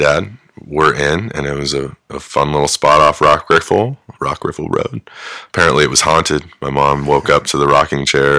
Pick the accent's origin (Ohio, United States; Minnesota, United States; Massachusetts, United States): Ohio, United States; Athens; born there; I was born in Athens.